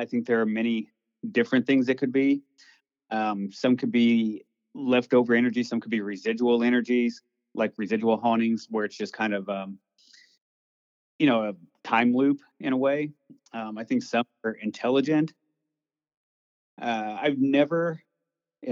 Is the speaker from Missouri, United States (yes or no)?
yes; Missouri, United States; I was born and raised in Missouri and always grew up hearing ghost stories